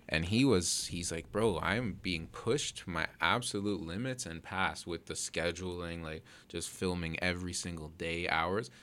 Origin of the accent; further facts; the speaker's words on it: Toronto, Ontario, Canada; I'm from Toronto